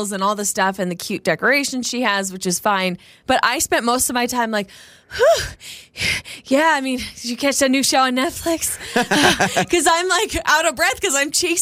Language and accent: English; Coeur d'Alene, Idaho, United States; moved away; my hometown.